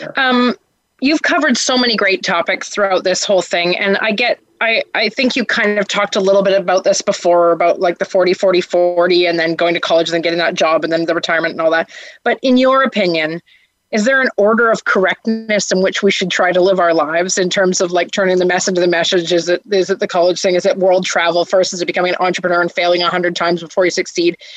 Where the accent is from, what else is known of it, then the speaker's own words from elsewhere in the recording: Canada; as a Canadian